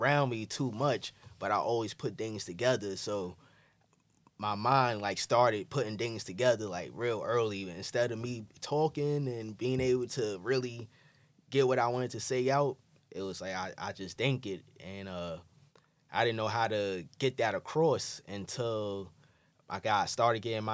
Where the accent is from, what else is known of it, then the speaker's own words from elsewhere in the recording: New York City, New York, United States; also born or lived in Bed-Stuy; growing up in Crown Heights